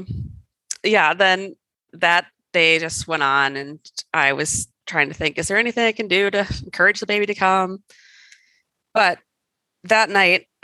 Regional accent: Wisconsin, United States; also born or lived in California; now in Colorado, United States; I grew up in Wisconsin

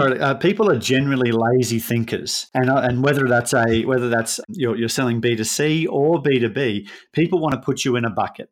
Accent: Brisbane, Queensland, Australia; we're both from Brisbane

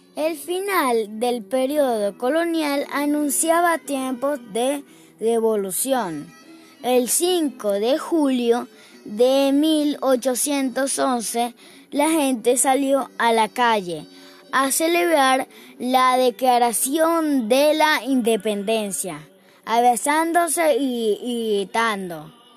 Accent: Caracas, Capital District, Venezuela; Soy un caraqueño

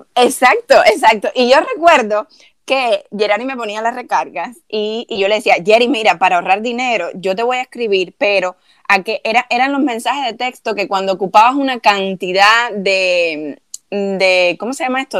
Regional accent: Cuba; now in United States; cuando uno sale de Cuba

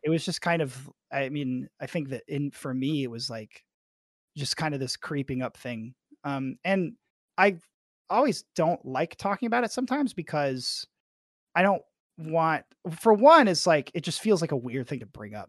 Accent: Arkansas, United States; I'm from Arkansas

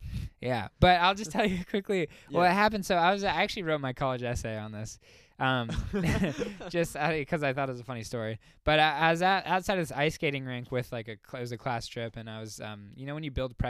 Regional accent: United States; Yeah. I'm American.

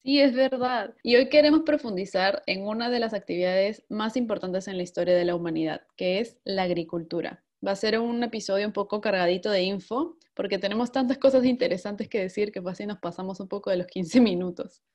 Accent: Peru; now in Italy

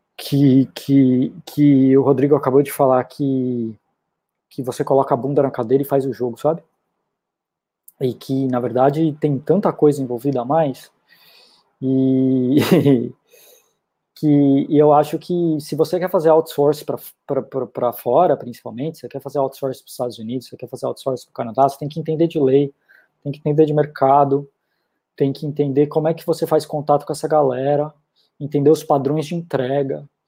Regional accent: Brazil; moved away as an adult; eu sou brasileiro

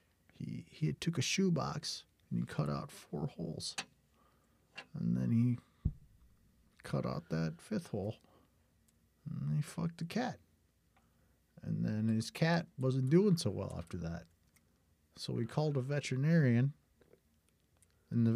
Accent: South Dakota, United States; I'm a musician from South Dakota.

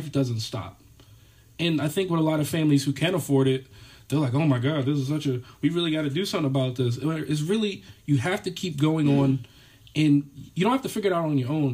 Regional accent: Philadelphia, Pennsylvania, United States; I'm from Philly

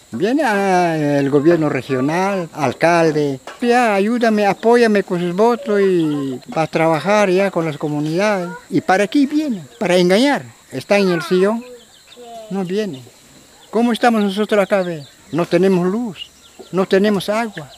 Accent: Nuevo Saposoa, Ucayali, Peru; yo vivo 64 años a esta comunidad. Aquí he crecido y aquí me he hecho viejo ya.

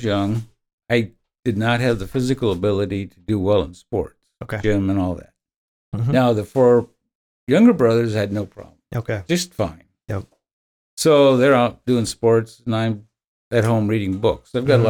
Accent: Elkhart, Indiana, United States; well, I was born in Elkhart in 1950, so I'm 72. I've always lived in Indiana.

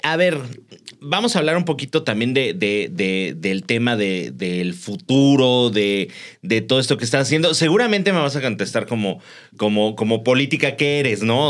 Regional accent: Mexico; Somos muy cómodos los mexicanos

